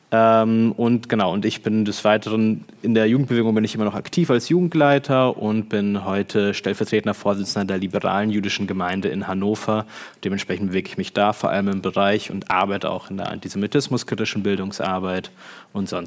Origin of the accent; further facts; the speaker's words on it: Kharkiv, Kharkiv Oblast, Ukraine; now in Germany; Ähm, ich bin in der Ukraine geboren, ich komme aus Kharkiv, ich bin äh, als jüdischer Kontingentflüchtling nach Deutschland mit meiner Familie gekommen in 2001, also frühe 2000er.